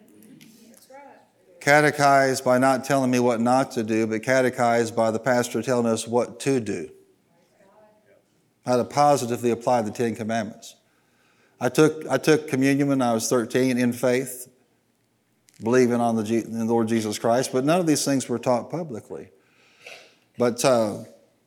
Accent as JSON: {"language": "English", "region": "Midwest", "country": "United States", "said": "I was from the Midwest"}